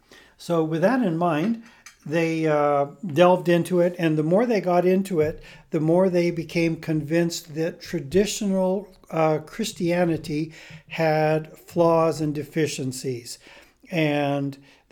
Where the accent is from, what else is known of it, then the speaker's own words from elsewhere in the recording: Botswana; born there; Then I was born down in Bechuanaland Protectorate, which is now called Botswana.